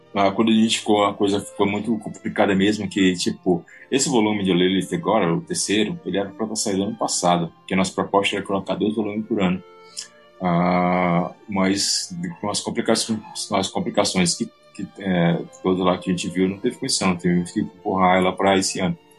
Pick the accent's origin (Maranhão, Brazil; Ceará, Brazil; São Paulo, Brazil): Ceará, Brazil; Eu sou brasileiro, beleza, tranquilo, eu sou brasileiro cearense